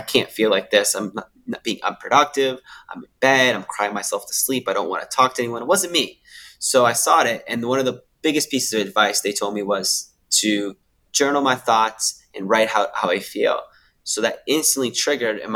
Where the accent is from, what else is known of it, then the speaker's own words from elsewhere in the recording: Canada; now in Sydney, Australia; I live in Sydney, Australia now, but I'm originally from Canada.